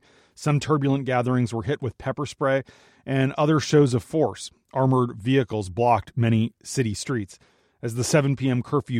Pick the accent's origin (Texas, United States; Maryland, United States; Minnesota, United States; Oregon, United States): Minnesota, United States; Twin Cities; born or raised there; moved away